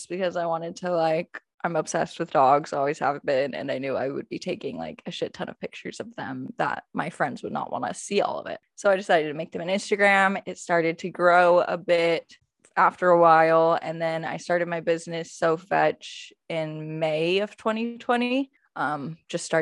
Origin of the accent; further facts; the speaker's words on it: Tucson, Arizona, United States; I grew up in Tucson, Arizona